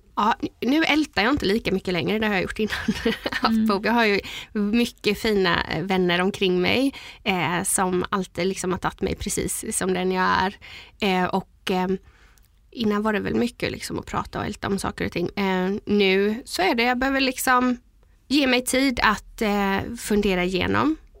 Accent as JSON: {"language": "Swedish", "town": "Gränna", "region": "Jönköping County", "country": "Sweden", "tie": "born or raised there", "said": "Jag är ju uppvuxen i Gränna"}